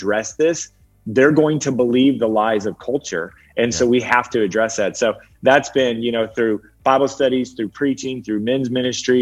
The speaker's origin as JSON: {"language": "English", "town": "Peoria", "region": "Illinois", "country": "United States", "tie": "born or raised there", "moved": "as an adult", "lives_now": "Dallas, United States", "said": "Peoria is my hometown."}